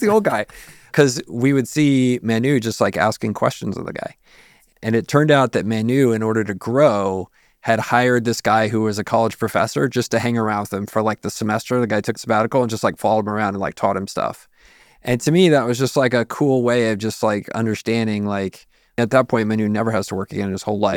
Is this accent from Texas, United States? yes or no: yes; San Antonio, Texas, United States; I'm from San Antonio